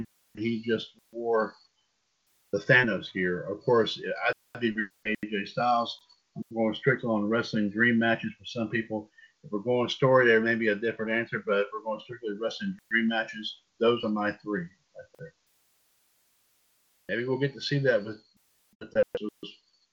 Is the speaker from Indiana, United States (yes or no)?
yes; Indianapolis, Indiana, United States; And I went back to my hometown of Indianapolis to work as a sports anchor / reporter.